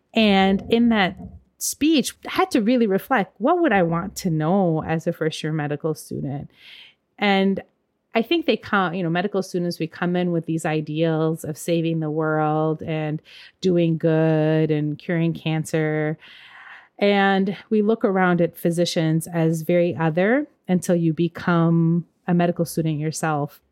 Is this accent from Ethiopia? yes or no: yes; Ethiopia; now in St. Paul, United States; I'm Ethiopian and from African cultures